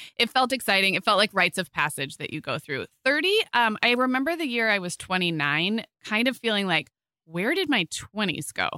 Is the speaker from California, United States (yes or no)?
yes; Santa Barbara, California, United States; moved away; my hometown in Santa Barbara